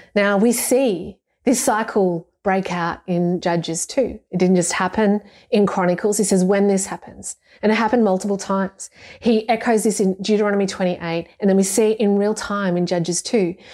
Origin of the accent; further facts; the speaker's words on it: Ballarat, Victoria, Australia; I'm from Ballarat, and I'm from a family of Deutschers